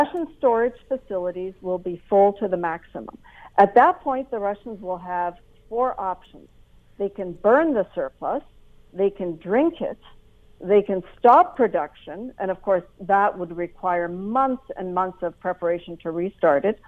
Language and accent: English; Canada; for me as a Canadian